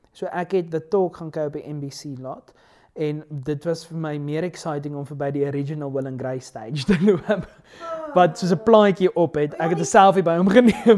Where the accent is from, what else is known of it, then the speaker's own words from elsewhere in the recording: Pretoria, Gauteng, South Africa; ek's van Pretoria